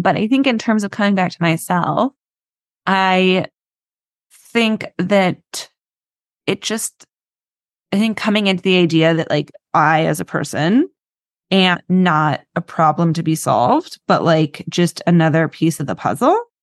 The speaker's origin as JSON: {"language": "English", "town": "New York City", "region": "New York", "country": "United States", "tie": "born or raised there", "said": "I live in New York, I grew up in New York City"}